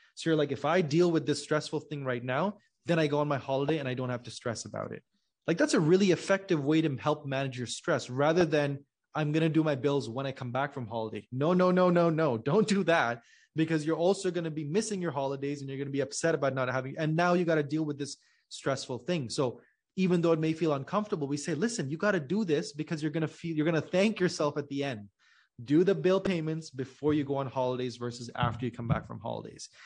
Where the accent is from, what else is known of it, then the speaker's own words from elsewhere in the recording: Pakistan; I'm originally from Pakistan